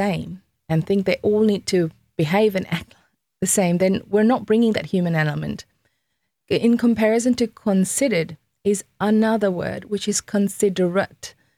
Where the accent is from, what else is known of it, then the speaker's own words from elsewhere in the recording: Fiji; I'm from Fiji Islands